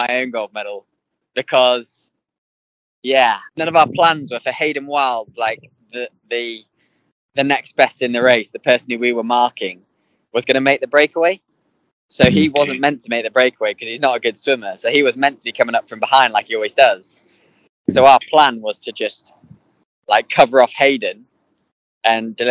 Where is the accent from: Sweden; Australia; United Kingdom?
United Kingdom; England; being English